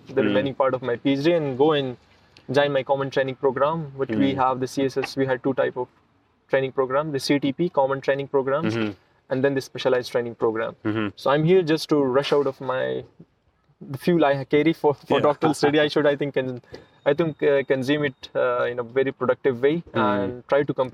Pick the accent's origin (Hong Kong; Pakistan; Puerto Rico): Pakistan; my home country